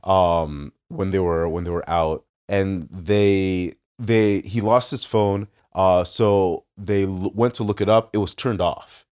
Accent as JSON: {"language": "English", "country": "United States", "said": "as an American"}